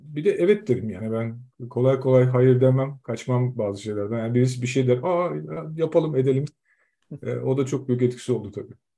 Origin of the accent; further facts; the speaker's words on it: Zonguldak, Turkey; moved away as an adult; now in Denmark; Biz Zonguldaklıyız, Zonguldak'ta.